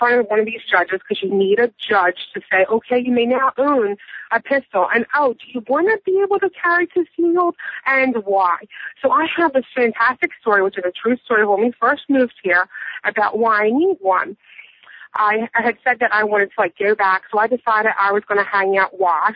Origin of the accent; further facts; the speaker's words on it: Philadelphia, Pennsylvania, United States; moved away as an adult; We're from Philadelphia